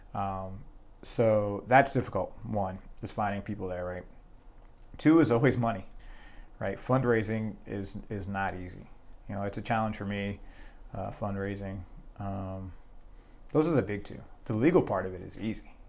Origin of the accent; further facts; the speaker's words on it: New Jersey, United States; moved away as an adult; initially I joined the, the New Jersey National Guard, so I'm from New Jersey